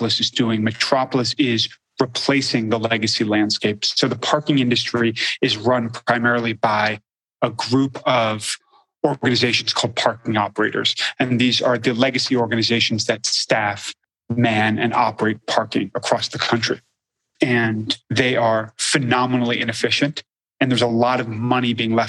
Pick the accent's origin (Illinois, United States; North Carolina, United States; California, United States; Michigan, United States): California, United States; Los Angeles; I was born and raised in Los Angeles